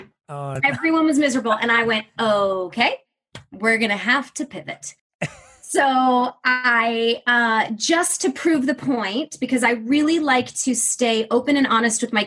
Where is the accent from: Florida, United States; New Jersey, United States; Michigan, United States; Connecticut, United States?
Michigan, United States; the area I grew up in was incredibly diverse, incredibly accepting